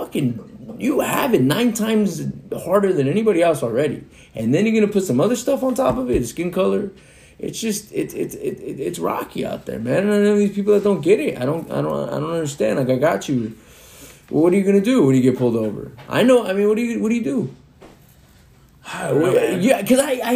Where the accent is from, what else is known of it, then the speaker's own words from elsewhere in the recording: Rancho Cucamonga, California, United States; us growing up in Rancho where we grew up, I know I was fortunate enough to grow up there